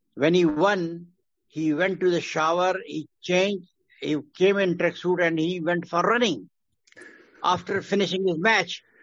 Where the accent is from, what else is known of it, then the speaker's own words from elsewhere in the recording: Quetta, Balochistan, Pakistan; I was born in Quetta, mm hmm Balochistan, uh, because my father was working there in Staff College, Quetta